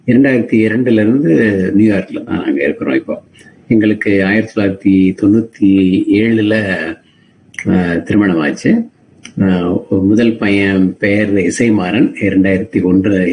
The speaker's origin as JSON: {"language": "Tamil", "town": "Madurai", "region": "Tamil Nadu", "country": "India", "tie": "born or raised there", "also_born_or_lived": "Bengaluru, India / St. Louis, United States / Dallas, United States", "moved": "as an adult", "lives_now": "New York, United States", "said": "நான் பிறந்து வளர்ந்தது வந்து மதுரை"}